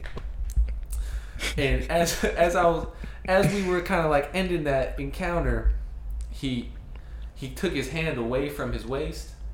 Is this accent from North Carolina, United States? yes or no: no; Peoria, Arizona, United States; I grew up in Peoria, Arizona